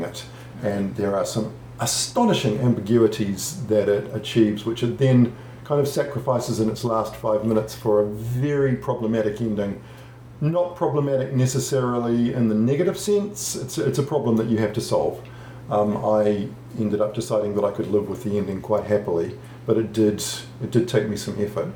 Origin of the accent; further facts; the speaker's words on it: New Zealand; as a New Zealander